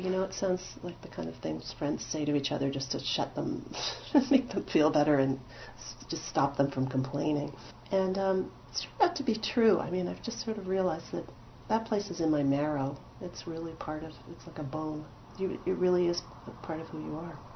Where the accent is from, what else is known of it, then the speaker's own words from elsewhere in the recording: Montreal, Quebec, Canada; moved away; I grew up in Quebec as an Anglophone. I went to school in Protestant Westmount